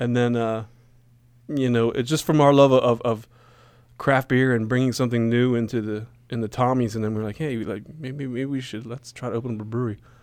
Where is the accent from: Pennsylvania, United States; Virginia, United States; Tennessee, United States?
Pennsylvania, United States; Gettysburg; when I was growing up in Gettysburg